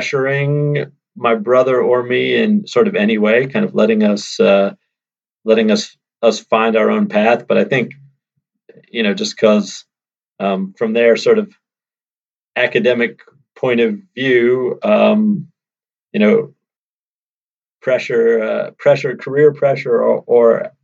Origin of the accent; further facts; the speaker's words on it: suburban Maryland, United States; also born or lived in Washington, D.C. / southern Vermont; now in Vermont, United States; I was born in D.C., actually, and my parents were both teachers. And before I was born, they bought an old farmhouse in southern Vermont to use as a summer place. So, from the time I was born, I spent the school years in suburban Maryland